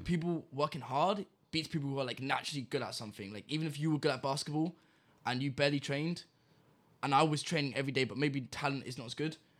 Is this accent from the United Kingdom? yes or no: yes; England, United Kingdom; now in Malta; I was born in England